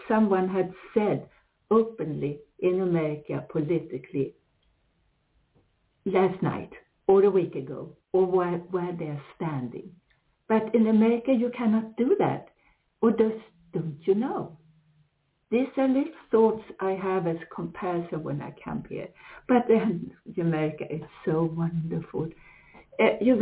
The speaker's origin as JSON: {"language": "English", "country": "Sweden", "also_born_or_lived": "United States", "second_language": "English", "moved": "as an adult", "said": "I come from here, I'm Swedish originally"}